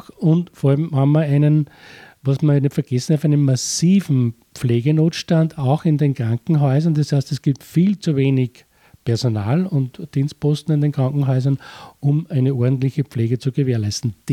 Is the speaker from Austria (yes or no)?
yes; Austria; es ist vor allem das, was man bei uns in Österreich ganz äh, drastisch miterlebt hat